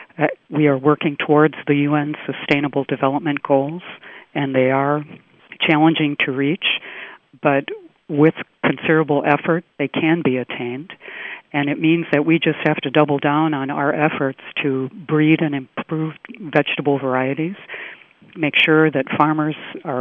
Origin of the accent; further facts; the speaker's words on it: United States; moved away as an adult; also born or lived in Singapore; now in Tainan, Taiwan; I'm originally from the U.S.